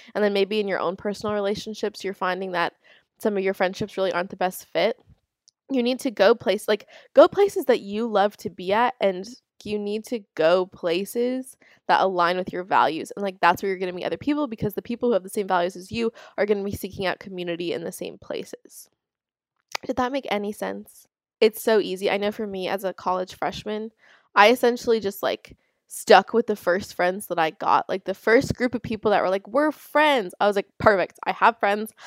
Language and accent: English; Florida, United States; I'm from Florida